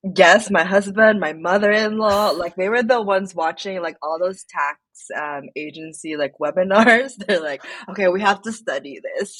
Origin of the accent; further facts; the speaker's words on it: Philippines; moved away as an adult; now in Sweden; I grew up in the Philippines, um, and I moved here